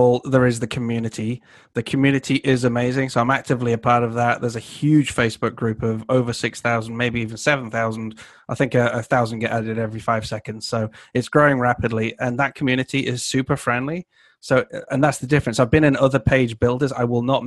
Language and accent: English; Canada; I'm Canadian